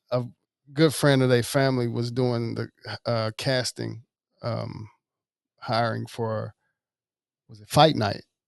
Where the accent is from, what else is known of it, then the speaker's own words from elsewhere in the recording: Jackson, Mississippi, United States; also born or lived in Oxford, Mississippi; born in Oxford, Mississippi, raised in Jackson, Mississippi